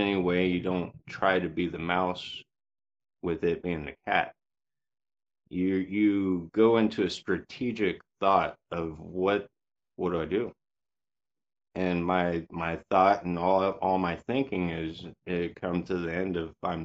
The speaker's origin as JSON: {"language": "English", "area": "Yakima area", "region": "Washington", "country": "United States", "tie": "born or raised there", "also_born_or_lived": "Vancouver, Washington", "said": "I was born in Yakima in the 80s. I was taken out of Yakima to a smaller farm town, basically to get raised to where I wouldn't get in gangs or anything like"}